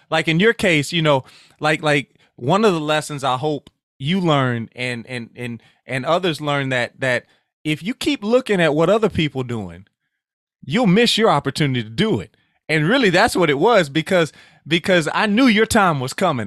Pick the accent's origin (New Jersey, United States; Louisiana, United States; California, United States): Louisiana, United States; Sulphur; We are Southwest Louisiana, uh, Sulphur, Louisiana specifically